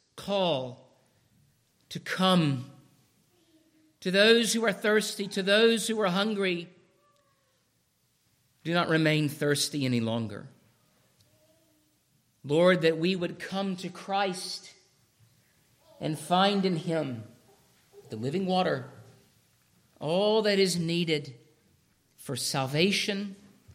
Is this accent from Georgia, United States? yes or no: yes; Douglasville, Georgia, United States; When I was growing up in Douglasville, Georgia